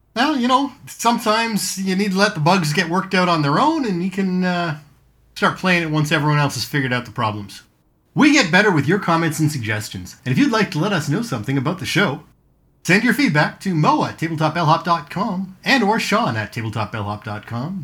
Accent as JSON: {"language": "English", "country": "Canada", "also_born_or_lived": "Hamilton", "said": "We're Canadian, eh?"}